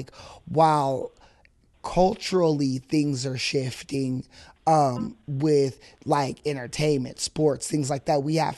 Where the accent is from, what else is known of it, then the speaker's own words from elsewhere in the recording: Fresno, California, United States; growing up in Fresno, I went to Ernie Pyle